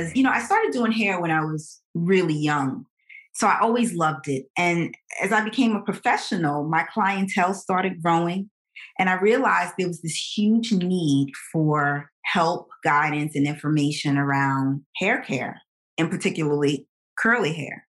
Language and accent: English; New York City, New York, United States; I'm from Brooklyn. I'm a Brooklyn girl. And I was born and raised in, in New York.